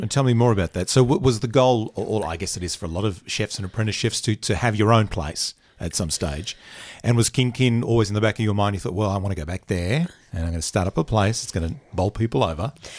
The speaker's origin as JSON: {"language": "English", "town": "Bundaberg", "region": "Queensland", "country": "Australia", "tie": "born or raised there", "moved": "yes", "said": "I'm from a small town. I grew up in Bundaberg"}